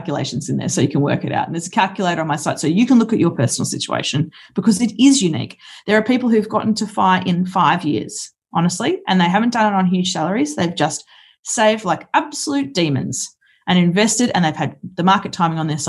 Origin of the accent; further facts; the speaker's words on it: Brisbane, Queensland, Australia; moved away as an adult; also born or lived in Kalgoorlie; I grew up in Brisbane